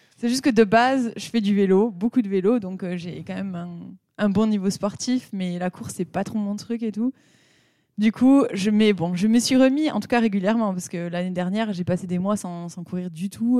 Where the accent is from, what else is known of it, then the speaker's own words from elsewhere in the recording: Pau, Nouvelle-Aquitaine, France; now in Nuremberg, Germany; j'habite à Nuremberg. je viens de Pau, meilleure ville de France